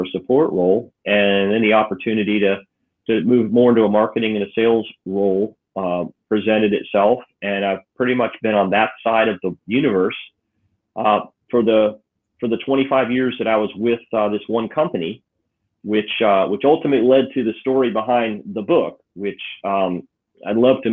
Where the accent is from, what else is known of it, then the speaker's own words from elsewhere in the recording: Clearwater, St. Pete, Tampa area, Florida, United States; moved away as an adult; also born or lived in Connecticut / Tallahassee / Atlanta; we kind of grew up from the time I was 7 until I went off to college in the Clearwater, St. Pete, Tampa area